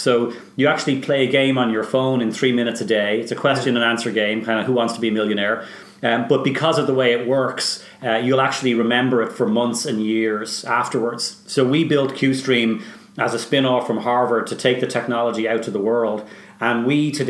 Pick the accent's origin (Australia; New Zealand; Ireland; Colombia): Ireland; Bray, Leinster; moved away as an adult; also born or lived in Dublin / Tallaght; now in Boston, United States; Well, I was born in Dublin. I grew up in Talla, and then I moved to Bray, and my mother's from Bray, so I went to school in Bray